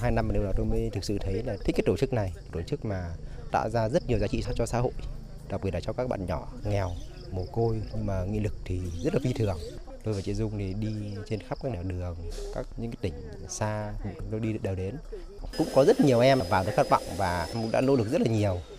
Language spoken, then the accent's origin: Vietnamese; Nghệ An, Vietnam; em sinh năm 2003 và em đến từ Nghệ An ạ.